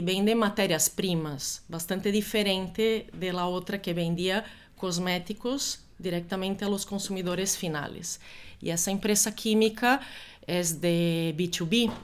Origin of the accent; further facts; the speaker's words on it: Brazil; moved away as an adult; also born or lived in Germany / Italy; now in Spain; yo soy brasileña